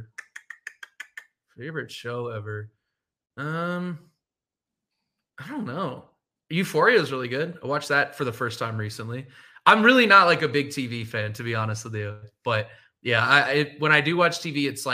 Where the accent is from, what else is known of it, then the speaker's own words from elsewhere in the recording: San Francisco, California, United States; moved away; I'm from San Francisco area